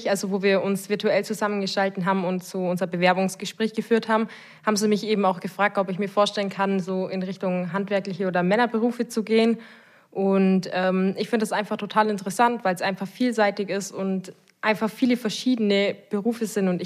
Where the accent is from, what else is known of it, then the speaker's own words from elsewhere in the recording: Augsburg, Bavaria, Germany; Ich komme aus Augsburg. Ich bin dort groß geworden